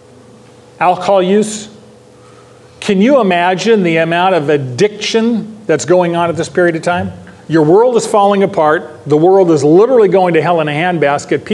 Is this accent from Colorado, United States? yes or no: no; Modesto, California, United States; I grew up in Modesto, California